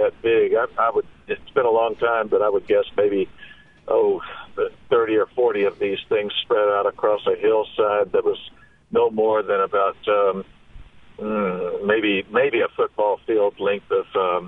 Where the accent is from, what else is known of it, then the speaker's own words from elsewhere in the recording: Prentiss, Mississippi, United States; I grew up near Prentice